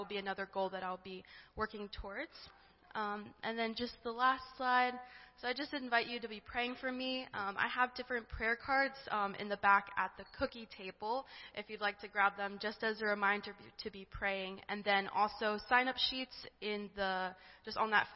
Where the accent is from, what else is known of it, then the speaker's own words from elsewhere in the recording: Delaware, United States; I am from Delaware.